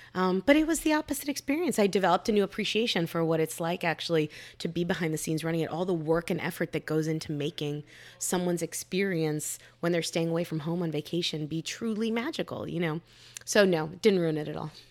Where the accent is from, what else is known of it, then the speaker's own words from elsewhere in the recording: Miami, Florida, United States; moved away; my hometown of Miami